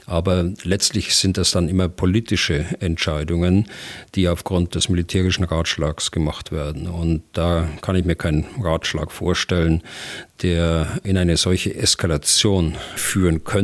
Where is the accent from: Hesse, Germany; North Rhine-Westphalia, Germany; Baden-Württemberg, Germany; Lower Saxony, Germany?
Lower Saxony, Germany; Hannover; Ich komme aus der Region Hannover.